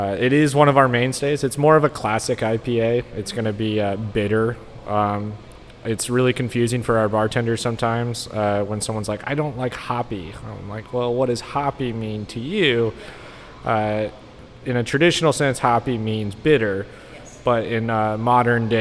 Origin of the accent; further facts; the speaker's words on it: Pennsylvania, United States; moved away as an adult; also born or lived in Pittsburgh; now in Texas, United States; I'm from Pennsylvania